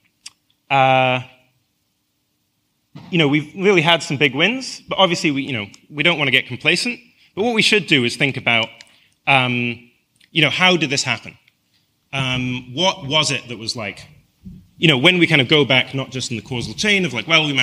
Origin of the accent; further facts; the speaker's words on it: Scotland, United Kingdom; I come from Scotland that has a population of 5 million.